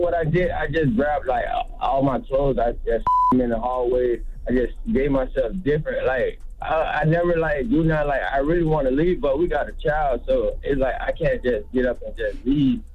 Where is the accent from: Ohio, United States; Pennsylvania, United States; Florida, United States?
Florida, United States; Pompano Beach; I'm from Florida, man. Pompano Beach